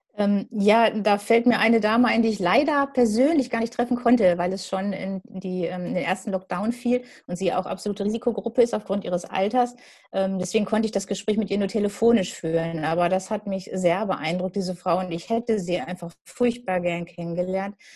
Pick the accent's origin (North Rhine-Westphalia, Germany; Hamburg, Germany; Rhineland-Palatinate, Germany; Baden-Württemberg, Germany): North Rhine-Westphalia, Germany; Gelsenkirchen; now in Dortmund, Germany; Ich bin jetzt inzwischen länger Dortmunderin, als ich Gelsenkirchenerin war, denn da komme ich her.